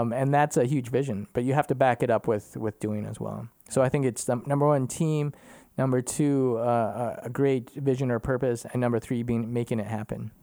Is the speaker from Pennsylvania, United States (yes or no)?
no; Minnesota, United States; moved away as an adult; now in Germany; I grew up in Minnesota